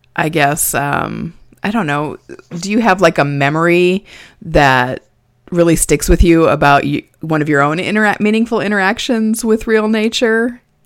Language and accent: English; Nebraska, United States; now in Indiana, United States; I grew up in Nebraska